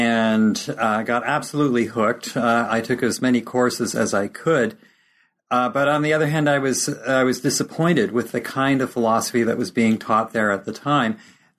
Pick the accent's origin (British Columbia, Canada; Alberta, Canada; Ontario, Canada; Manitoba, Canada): British Columbia, Canada; North Vancouver; also born or lived in Esterhazy; I was born in Esterhazy, Saskatchewan, which is the middle Canadian prairie province. And my mother was an elementary school teacher, and my father was a journalist. I ended up being raised in North Vancouver.